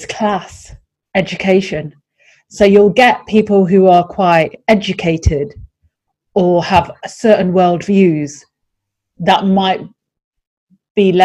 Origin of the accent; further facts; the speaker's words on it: United Kingdom; being British-born, Muslim, Pakistani, female in this city